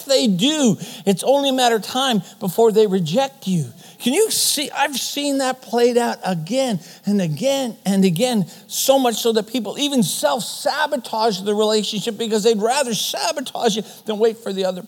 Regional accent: Canada; first language German; English is a second language; mom and dad came from Germany. And so German is my first language. We lived in a German community. There was really no need for me to speak English, so I didn't. And then for some reason in Canadian schools, they want you to speak English.

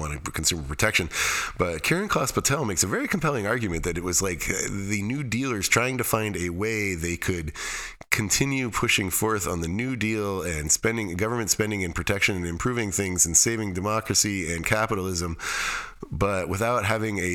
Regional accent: Alaska, United States; The Tanana is a river near where I grew up in Alaska

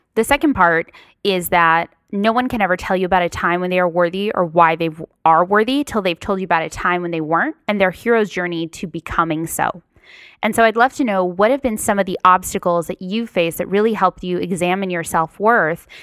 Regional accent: Paramount, California, United States; also born or lived in Long Beach; I grew up in Paramount, um, close to North Long Beach

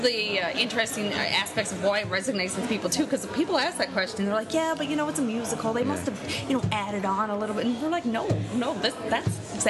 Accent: Newfoundland and Labrador, Canada; Well, I am a Newfoundlander.

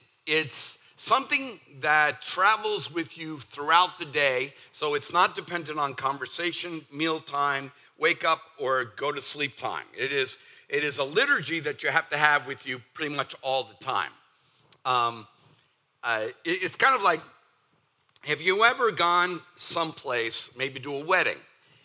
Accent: Northeast, United States; now in Southern United States; See, I'm from the Northeast. Now, that was 40 years ago, so I'm as Southern as some of you.

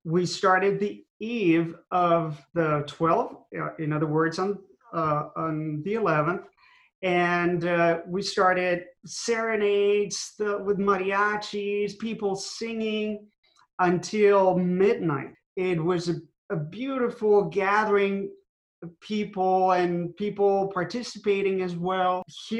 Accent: Mexico; moved away; I was raised in Mexico, where Our Lady of Guadalupe appeared.

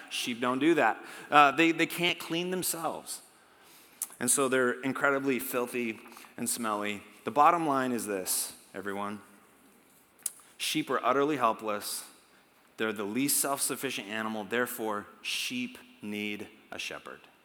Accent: United States; we're Americans. We're from America

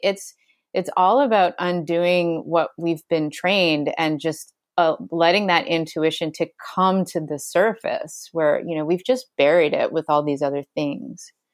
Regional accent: Ontario, Canada; moved away as an adult; now in Hawaii, United States; I'm from Ontario

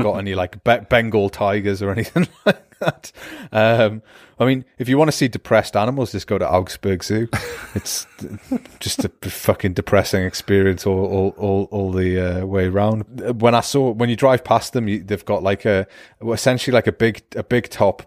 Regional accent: Newcastle upon Tyne, North East England, United Kingdom; accent: Newcastle; now in Germany; I'm terrible at not fixing my own accent, especially if I've been drinking or I've been to Newcastle for a few weeks

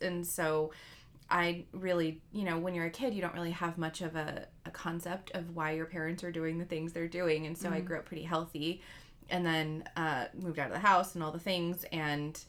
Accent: the South, United States; I grew up in the South

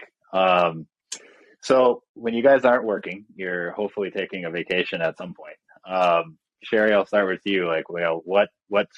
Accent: Minnesota, United States; moved away; I'm originally from Minnesota, so I'm well versed in the cold.

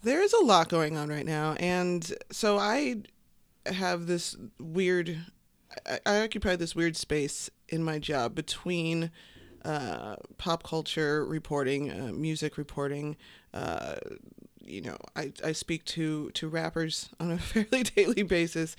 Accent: Chicago, Illinois, United States; I grew up on the South Side. South Side

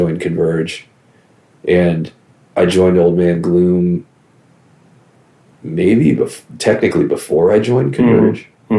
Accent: Virginia, United States; growing up in Virginia

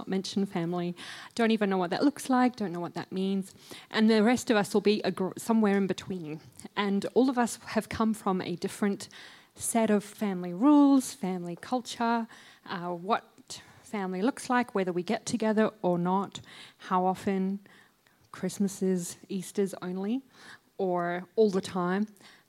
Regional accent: Botswana; also born or lived in New Zealand; So I was born in New Zealand. Don't punish me. Born in New Zealand. And as a three-month-old baby, our family left and we went to Botswana in Africa.

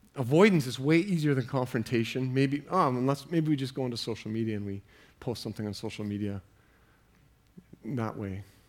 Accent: Canada; as Canadian Christians

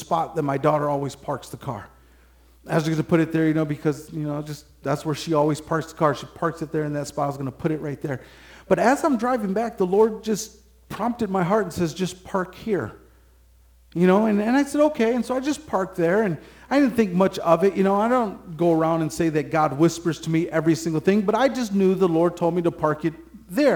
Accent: Michigan, United States; I'm from Michigan

